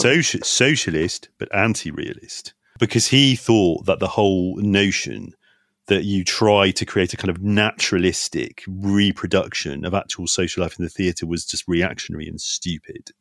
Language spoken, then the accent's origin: English; United Kingdom; anyone my age or kid's age growing up in Britain sort of grew up watching a lot of these films